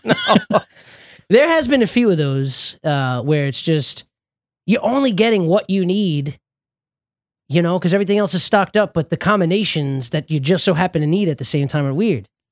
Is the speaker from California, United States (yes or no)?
yes; Los Angeles, California, United States; now in New York, United States; I probably consider myself more of a friggin', uh, Angelino because I had probably the most formative years of my life out there.